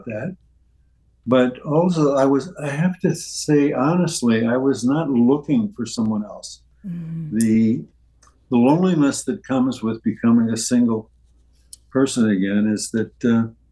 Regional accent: St. Charles, Missouri, United States; moved away; my birthplace and where I grew up was St. Charles, Missouri, which is across the river

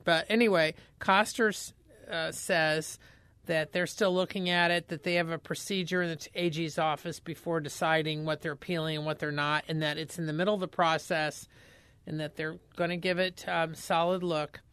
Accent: Indiana, United States; I grew up in Indiana

